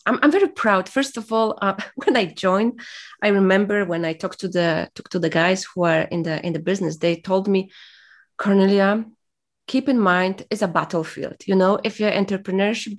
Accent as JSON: {"language": "English", "country": "Poland", "second_language": "English", "moved": "as an adult", "said": "I was from Poland"}